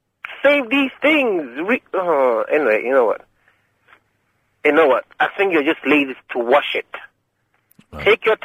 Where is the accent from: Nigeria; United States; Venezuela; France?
Nigeria; also born or lived in London; I was born in London. Two, what? I grew up in Nigeria.